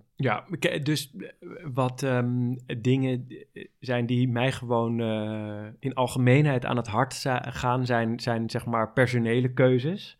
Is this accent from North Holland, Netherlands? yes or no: yes; Amsterdam, North Holland, Netherlands; Ik ben eh, geboren en getogen in Amsterdam